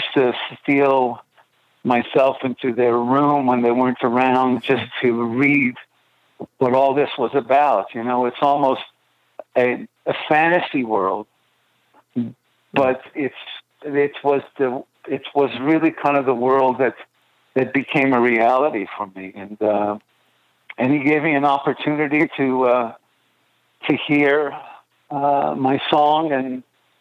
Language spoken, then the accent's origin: English; Montreal, Quebec, Canada; Growing up in Montreal, we obviously had, you know, French radio